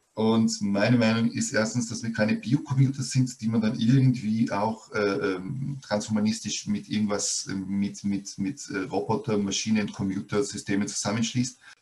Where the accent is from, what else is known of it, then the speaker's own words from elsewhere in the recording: Austria; hier in Österreich wurde ganz stark über die Volksschule, also bei uns sagt man Volksschule